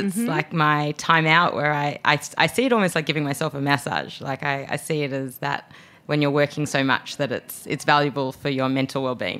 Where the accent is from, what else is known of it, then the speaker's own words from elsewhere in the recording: Australia; accent: Australian; moved away as an adult; now in United States; I'm Australian, as my accent is alluding to. And so I could use it when I was traveling back to Australia as well as when I'm here in America.